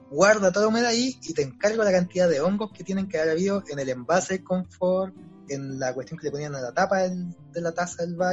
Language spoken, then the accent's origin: Spanish; Maipú, Santiago Metropolitan Region, Chile; also born or lived in Quinta Normal; eh, oriundo. No, yo nací en Quinta Normal, pero me crié en Maipú. Soy psicólogo de profesión